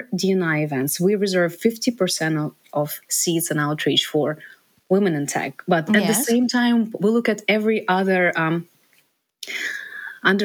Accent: Ukraine; moved away as an adult; now in United States; I'm from Ukraine, I grew up

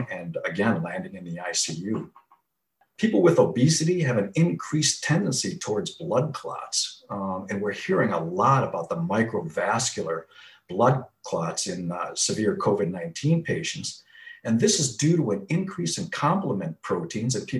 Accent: Wisconsin, United States; moved away as an adult; also born or lived in Chicago, Illinois; now in Phoenix, United States; From the Midwest, born and raised in Wisconsin

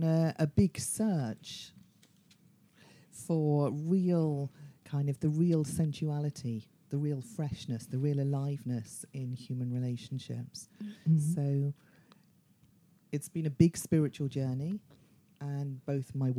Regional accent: London, United Kingdom; I am from London

